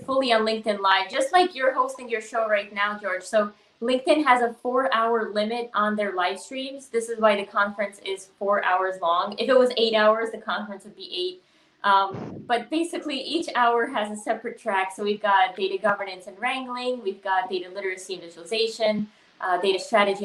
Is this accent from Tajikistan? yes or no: yes; Tajikistan; moved away; I grew up in Tajikistan, so we were pretty, like, poor